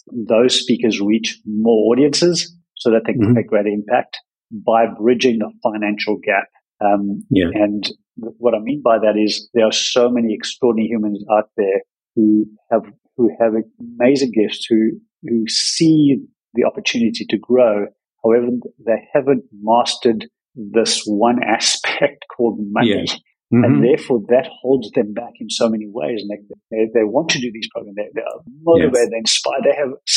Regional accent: South Africa; moved away; also born or lived in Australia / Bali; growing up in a place, in South Africa, where everything was very constrained

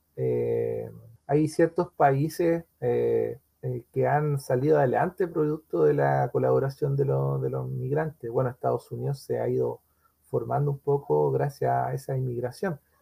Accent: Chile; norte de nuestro país

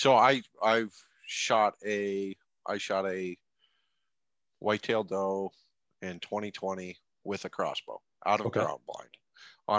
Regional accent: Montana, United States; I grew up in Montana, and I grew up in the Montana bow hunting community.

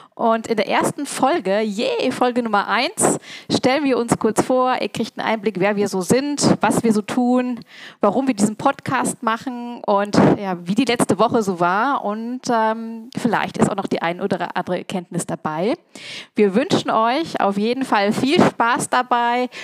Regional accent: North Rhine-Westphalia, Germany; now in Thiersee, Austria; ich komme nicht aus Köln, ich komme aus Ostwestfalen

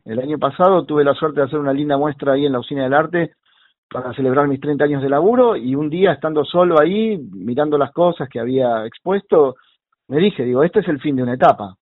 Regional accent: Buenos Aires, Argentina; soy porteño, pero luego tengo, este, me mudo con, con mis padres hacia la zona del oeste, entrada antes de la adolescencia

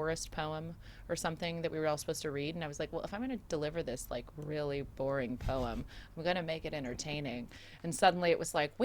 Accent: San Diego, California, United States; also born or lived in Okinawa, Japan / Oceanside, California; I was born in Okinawa, Japan. My dad was in the military. He was in the Marine Corps. And then eventually we moved to Southern California. So I actually spent most of my life, I grew up in San Diego

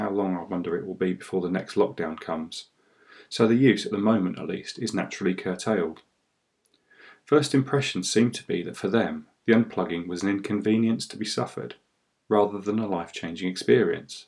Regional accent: United Kingdom; I am British

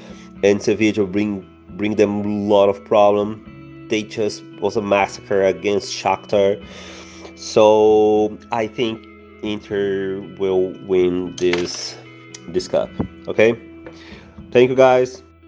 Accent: Brazil; I'm from Brazil, I'm a Gremio supporter

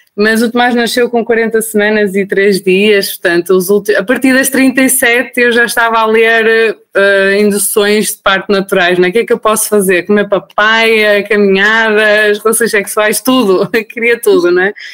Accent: Portugal; moved away as an adult; now in Austria; eu sou portuguesa, o meu marido é iraniano

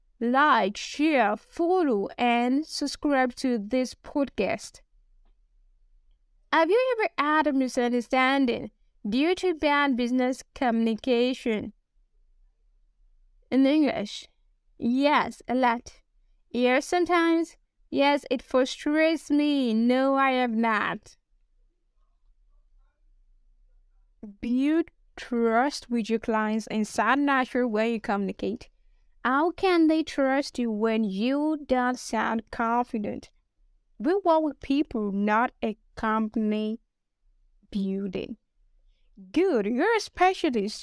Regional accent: Nigeria; accent: Nigerian; I'm a Nigerian

